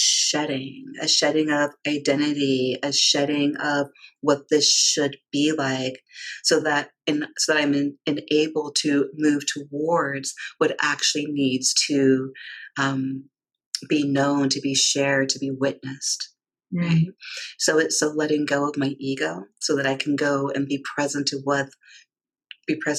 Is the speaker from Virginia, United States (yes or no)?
yes; D.C., Virginia, United States; I grew up in the South. I grew up in Virginia, outside of Washington, D.C.